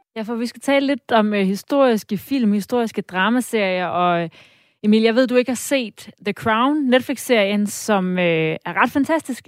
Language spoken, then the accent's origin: Danish; Denmark; vi som danskere